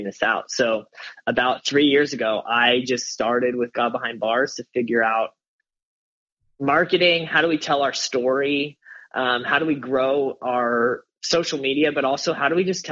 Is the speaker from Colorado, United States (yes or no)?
yes; Colorado, United States; moved away as an adult; also born or lived in Omaha, Nebraska / Las Vegas, Nevada; I grew up in Colorado as a pastor's kid